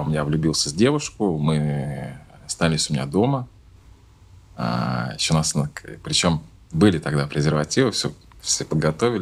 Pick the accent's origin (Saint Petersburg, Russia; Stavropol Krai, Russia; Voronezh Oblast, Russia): Saint Petersburg, Russia; я родился в Ленинграде, сейчас называется город Санкт-Петербург